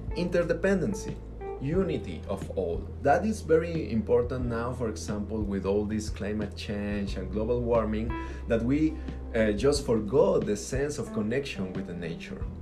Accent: Mexico; I'm from Mexico, but we all in Latin America we share some features

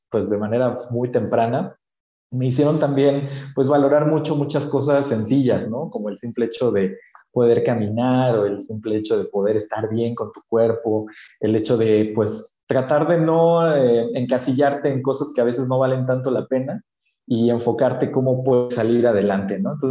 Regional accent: Mixteca, Mexico; aquí en México tenemos una cultura muy bonita del chocolate. Y en mi pueblo específicamente, porque yo vivo en una comunidad muy chiquitita, somos a lo mucho 12 mil personas en una de las regiones más vulnerables de México

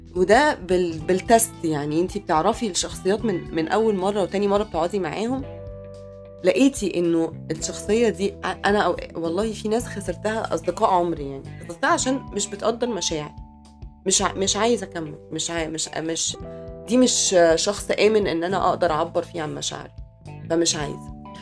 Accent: Mansoura, Dakahlia, Egypt; احنا من المنصوره

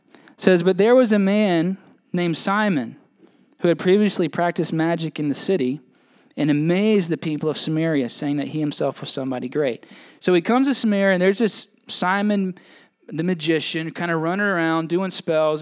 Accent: United States

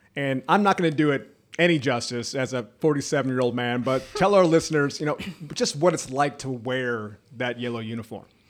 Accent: Jacksonville, Florida, United States; I was from the Jacksonville area, Fletcher High School, out of the beach

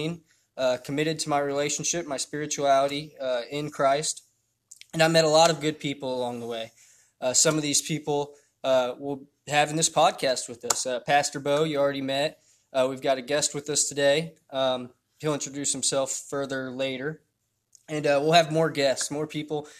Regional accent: Indiana, United States; I was born in Indiana, 1992, so I'm 27 now. I had a good childhood

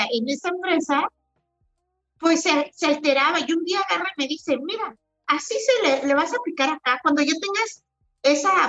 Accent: Oaxaca, Mexico; y no, nunca había visto en mi vida un cafetal, o sea, era como siendo oaxaqueña.

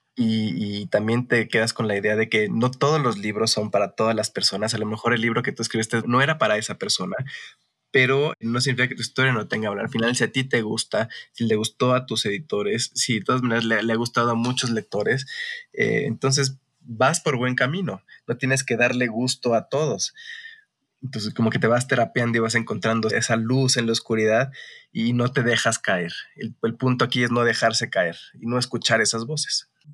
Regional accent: Mexico; como mexicanos

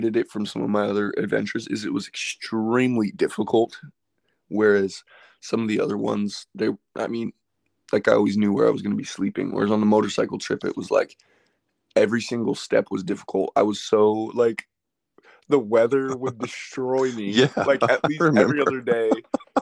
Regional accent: Palm Springs, California, United States; also born or lived in Phoenix, Arizona; I grew up in Palm Springs, California, which is a desert. And I spent my whole life there

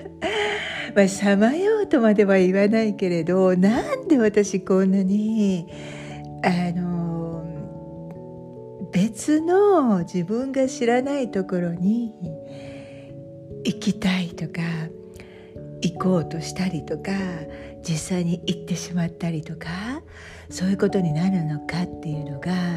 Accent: Japan; moved away as an adult; 私日本で生まれた日本人なんですけれど

